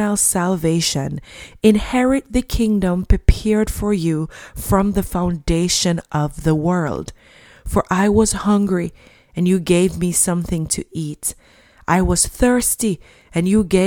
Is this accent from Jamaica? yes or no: yes; Jamaica; when I was a child growing up in Jamaica